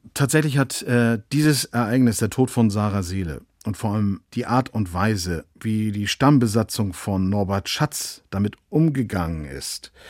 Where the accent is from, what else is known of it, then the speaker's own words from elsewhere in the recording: Kiel, Schleswig-Holstein, Germany; ich als Kieler